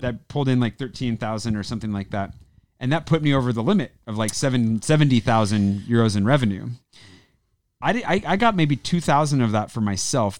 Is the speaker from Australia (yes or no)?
no; United States; now in France; being American